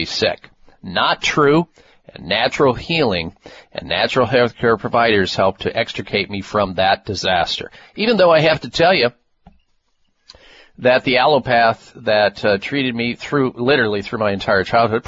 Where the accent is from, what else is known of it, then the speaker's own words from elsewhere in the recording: Midwest, United States; Growing up in the Midwest, eating a lot of dairy foods